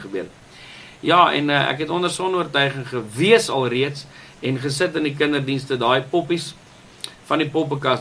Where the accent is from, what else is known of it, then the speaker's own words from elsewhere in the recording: Welkom, Free State, South Africa; Ek is gebore in die Vrystaat in die dorp Welkom